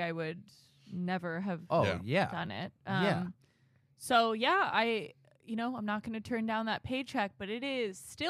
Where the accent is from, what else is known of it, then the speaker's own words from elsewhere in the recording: Arkansas, United States; moved away as an adult; now in Los Angeles, United States; I'm from Arkansas